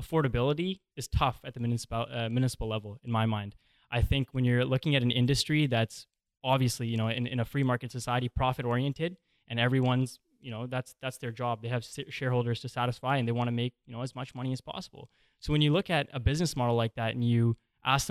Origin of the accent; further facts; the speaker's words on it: Squamish, British Columbia, Canada; growing up in Squamish and having a very diverse friend group